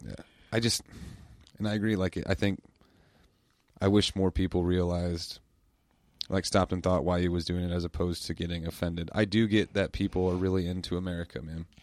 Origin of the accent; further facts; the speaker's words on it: United States; I love living in the United States. I love being American